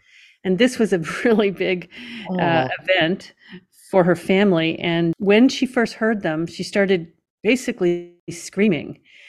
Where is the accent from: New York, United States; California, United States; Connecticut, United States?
Connecticut, United States; You know, I was born in the Berkshire Mountains of Connecticut, which was a very lovely, bucolic place to grow up, but had nothing to do with the ocean.